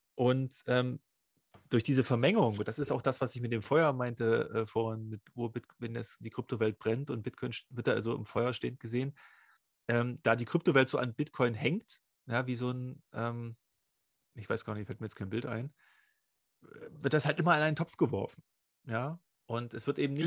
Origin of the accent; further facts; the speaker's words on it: East Germany, Germany; Ich bin ja im Sozialismus groß geworden